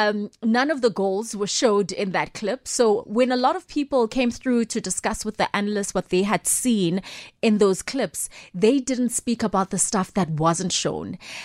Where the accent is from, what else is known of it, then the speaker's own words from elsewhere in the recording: Soweto, Gauteng, South Africa; just the environment that I was growing up in Soweto, where there was just this love for football, you know?